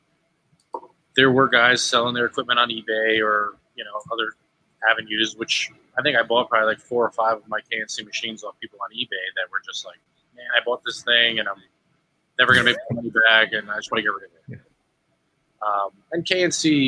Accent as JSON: {"language": "English", "region": "New York", "country": "United States", "said": "I'm from New York"}